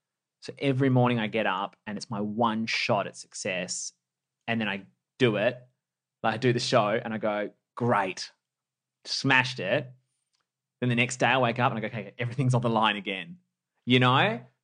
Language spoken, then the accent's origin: English; Perth, Western Australia, Australia; You know, growing up in Perth, I've never had a sense of entitlement